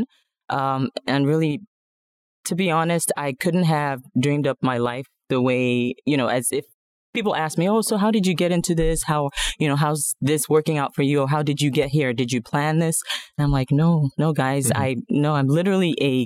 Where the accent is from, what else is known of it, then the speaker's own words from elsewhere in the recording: Nigeria; moved away as an adult; now in The Woodlands, United States; I'm originally from Nigeria, moved here about, almost 20 years ago right now.